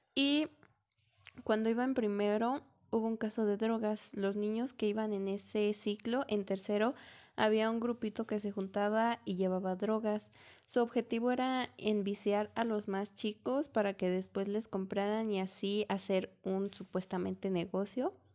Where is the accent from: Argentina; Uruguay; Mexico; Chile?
Mexico; Melchor Ocampo, State of Mexico; Yo soy del Estado de México y actualmente vivo en un municipio que se llama Melchor Ocampo